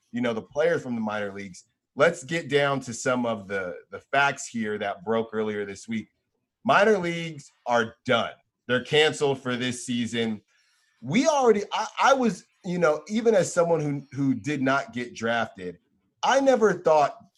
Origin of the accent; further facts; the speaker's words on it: Bay Area, California, United States; also born or lived in Philadelphia; I'm obviously from the Bay Area